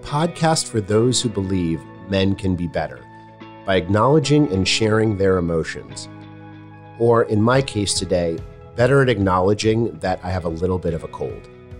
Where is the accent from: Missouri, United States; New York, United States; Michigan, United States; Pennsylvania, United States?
Missouri, United States; St. Louis; Given that the Nationals beat my hometown St. Louis Cardinals, there is no other reason I would come to DC other than to visit with you.